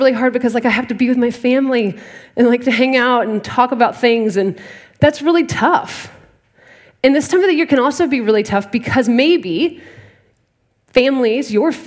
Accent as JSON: {"language": "English", "town": "Dallas", "region": "Texas", "country": "United States", "tie": "born or raised there", "moved": "yes", "said": "I'm originally from Dallas, Texas"}